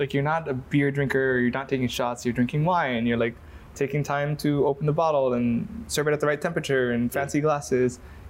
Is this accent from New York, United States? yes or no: no; Kauai, Hawaii, United States; I grew up on Kauai